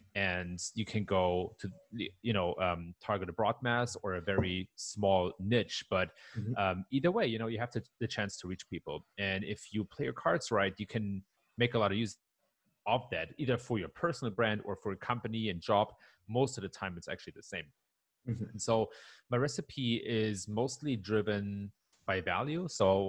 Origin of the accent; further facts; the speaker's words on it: Germany; English is a second language; moved away as an adult; now in Palo Alto, United States; But I was born and raised in Germany, so I'm like a cultural hybrid, if you will.